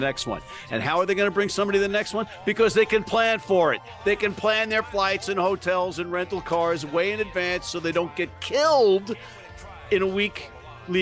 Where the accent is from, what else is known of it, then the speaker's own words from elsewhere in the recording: New York, United States; as a New Yorker